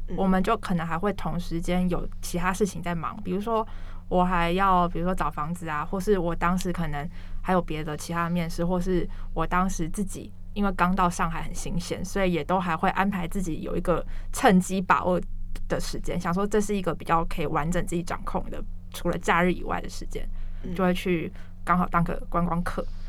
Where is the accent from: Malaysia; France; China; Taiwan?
Taiwan; moved away as an adult; 我是台湾人